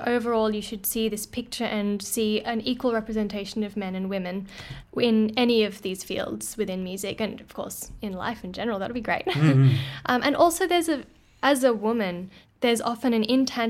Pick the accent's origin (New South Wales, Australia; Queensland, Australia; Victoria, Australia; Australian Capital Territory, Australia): Queensland, Australia; Brisbane; moved away as an adult; now in Melbourne, Australia; I am from Brisbane originally, and I went to uni there.